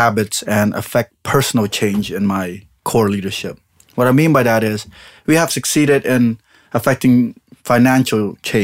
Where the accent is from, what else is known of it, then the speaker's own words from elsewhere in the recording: Long Beach, California, United States; being Cambodian, being raised in Long Beach